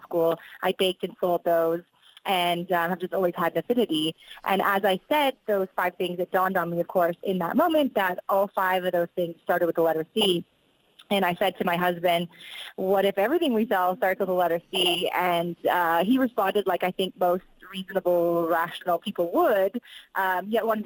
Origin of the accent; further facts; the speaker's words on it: Canada; I am Canadian